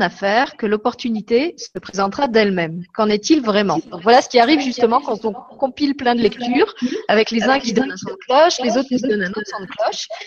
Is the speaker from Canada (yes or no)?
no; France; now in Luxembourg; Moi, je venais de France, donc je connaissais pas du tout le Luxembourg.